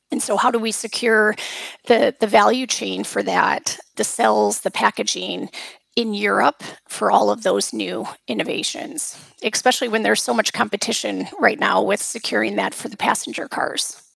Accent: United States; moved away; I come from the United States

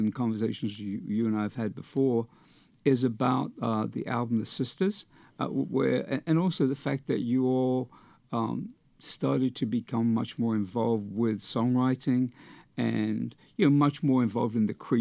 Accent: United Kingdom; growing up in Britain as a teenager

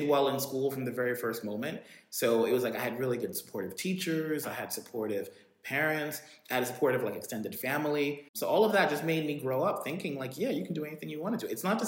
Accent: Jamaica; I think like there is something about being Jamaican. And the thing is, like, you know, when I would go back to Jamaica, my parents would send us back to Jamaica every summer.

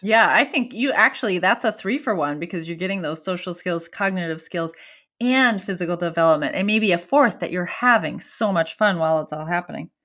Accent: Minnesota, United States; I'm from Minnesota

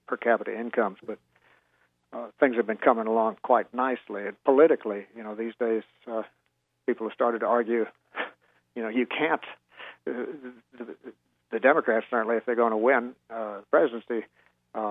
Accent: the American South, United States; as a Southerner

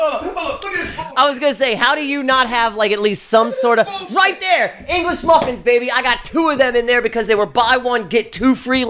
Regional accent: Baltimore, Maryland, United States; growing up in Highland Town

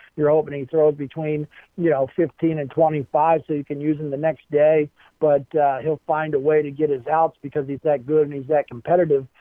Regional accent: Baltimore, Maryland, United States; growing up in Baltimore, Maryland

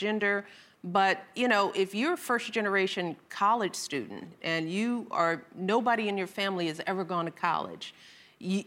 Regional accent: Chicago, Illinois, United States; I was raised on the South Side of Chicago

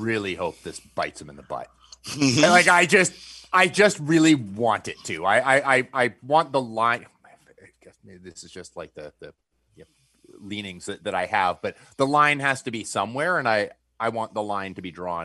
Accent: Canada; as a Canadian

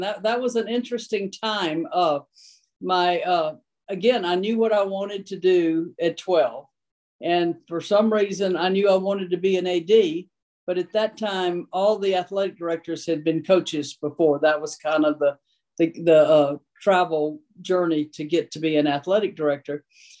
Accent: South Louisiana, United States; now in Tennessee, United States; I grew up in South Louisiana. I am a Cajun with orange blood.

